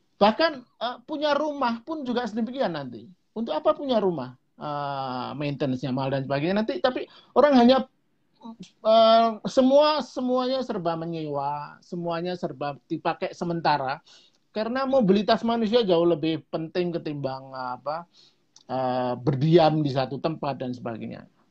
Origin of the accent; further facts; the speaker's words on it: Java, Indonesia; dalam bahasa Jawa lebih jelas tuh karena saya orang Jawa